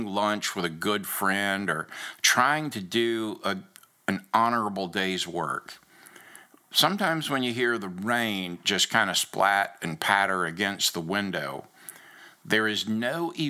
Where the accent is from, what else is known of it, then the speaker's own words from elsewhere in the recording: Daytona Beach, Florida, United States; moved away; also born or lived in Rhode Island / Lubbock, Texas / Georgia; growing up in Daytona Beach and the ocean and the beauty of it